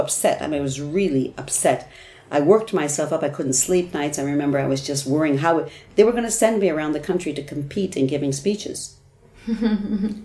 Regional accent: United States; first language English; moved away as an adult; now in Sweden; I was an English teacher from America

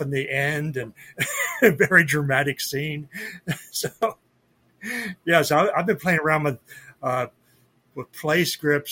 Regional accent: York, Pennsylvania, United States; also born or lived in Enola, Pennsylvania; I grew up in York, which is about 30 minutes from where I'm at right now. So yeah, Pennsylvania, born and bred and lived here all my life so far

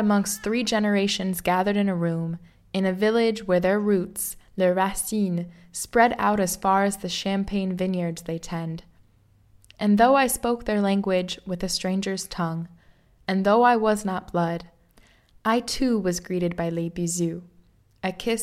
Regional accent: Midwest, United States; moved away as an adult; now in France; I hail from les États-Unis. Call up the map to point to that petit état dans le milieu, qui s'appelle the Midwest

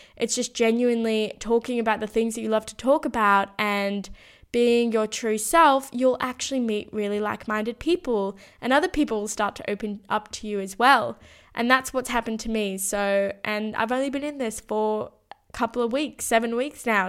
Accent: Sydney, New South Wales, Australia; moved away as an adult; When I moved out of my hometown as well

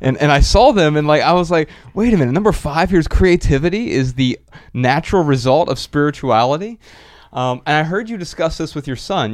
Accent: Dayton, Ohio, United States; moved away; We're from Dayton, Ohio

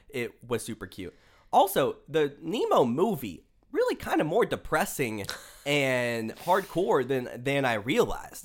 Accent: Pearland, Texas, United States; now in Dallas, United States; my hometown, which I guess is like a small town ish. There's like the old part of Pearland

